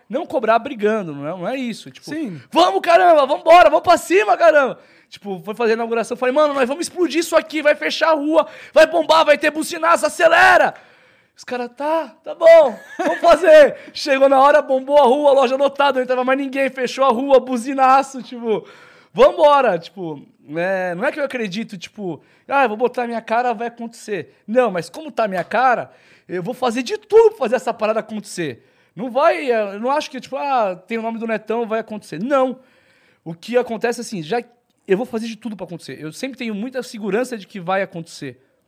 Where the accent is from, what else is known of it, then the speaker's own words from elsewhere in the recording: Santos, São Paulo, Brazil; Sou, nasci em Santos.